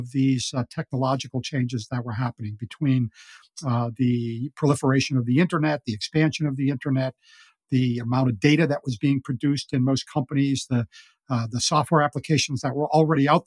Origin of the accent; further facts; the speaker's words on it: Boston, Massachusetts, United States; I grew up in Boston and I learned to play golf as a caddy